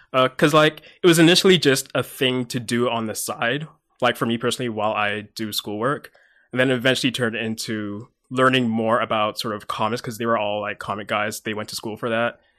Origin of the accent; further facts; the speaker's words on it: Mississauga, Ontario, Canada; also born or lived in London, England; Then I moved over here when I was eight, year two thousand-ish. Uh, moved to Mississauga